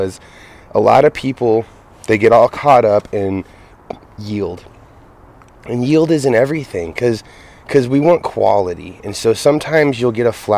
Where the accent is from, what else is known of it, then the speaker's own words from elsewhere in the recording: Grenada, California, United States; also born or lived in Oregon; born and raised in Siskiyou County in Yreka in Grenada